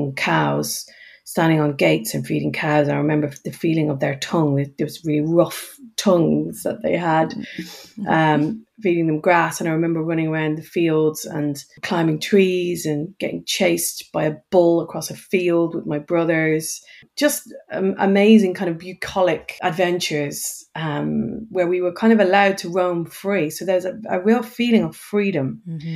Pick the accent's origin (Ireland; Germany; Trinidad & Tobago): Ireland; Dublin, Leinster; moved away; it was very kind of normal housing estate in the suburbs of South Dublin